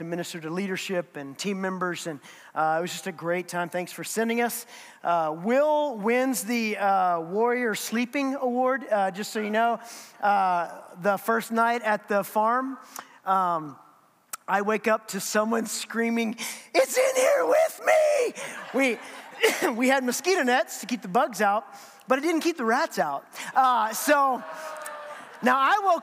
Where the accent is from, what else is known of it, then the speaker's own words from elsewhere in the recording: United States; as an American